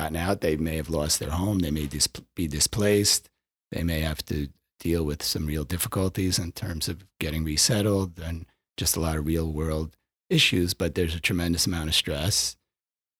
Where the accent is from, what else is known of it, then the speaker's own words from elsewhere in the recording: Westchester County, New York, United States; I grew up in Westchester County.